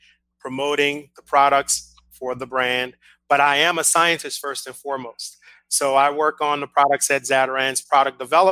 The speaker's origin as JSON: {"language": "English", "town": "New Orleans", "region": "Louisiana", "country": "United States", "said": "I'm from New Orleans and we're from Louisiana"}